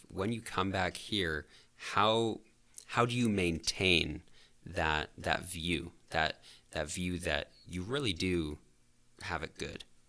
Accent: Calgary, Alberta, Canada; I'm from the South as well.

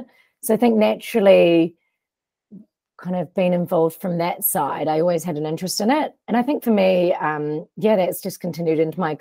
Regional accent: New Zealand; also born or lived in United States; I went to college on a soccer scholarship in the US as a Kiwi

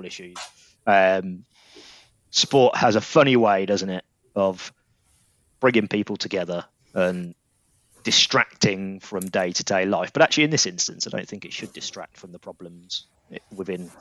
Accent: England, United Kingdom; we're all English

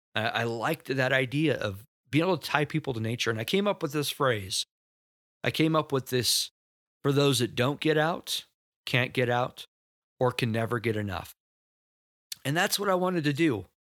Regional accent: Rexburg, Idaho, United States; I grew up in Rexburg, Idaho

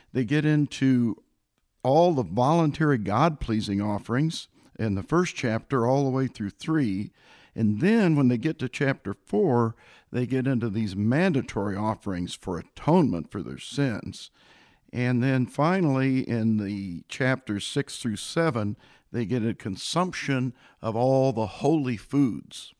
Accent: Illinois, United States; now in Boerne, Texas, United States; I came originally from the state of Illinois

